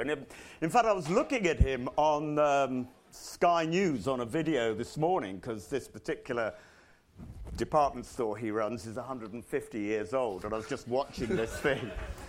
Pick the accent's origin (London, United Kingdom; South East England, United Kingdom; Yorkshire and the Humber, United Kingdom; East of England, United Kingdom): South East England, United Kingdom; Rottingdean; because I'm actually from Rottingdean near Brighton.